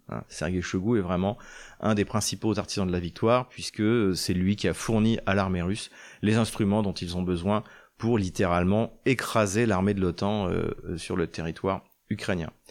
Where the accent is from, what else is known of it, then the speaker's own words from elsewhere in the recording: Troyes, Grand Est, France; la région de Troyes, de, ma ville natale